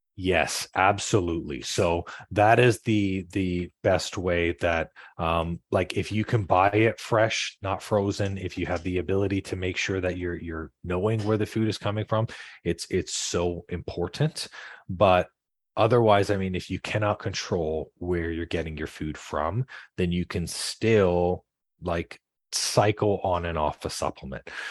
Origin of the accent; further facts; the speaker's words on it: Canada; I'm from Canada